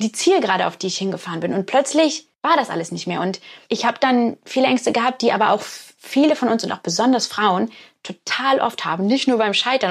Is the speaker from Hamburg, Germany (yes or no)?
yes; Hamburg, Germany; now in Oxford, United Kingdom; weil ich ja in Hamburg groß geworden bin